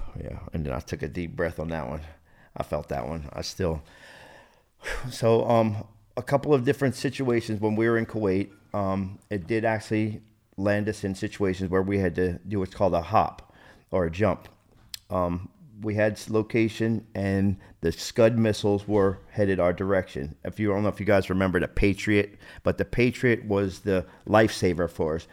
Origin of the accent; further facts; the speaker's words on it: New Jersey, United States; born and raised in New Jersey, South Jersey.